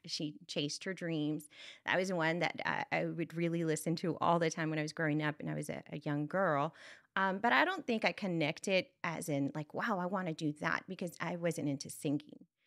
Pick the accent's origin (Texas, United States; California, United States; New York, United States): Texas, United States; Brownsville; I come from, uh, Brownsville, Texas, it's in South Texas, and, um, it's a border town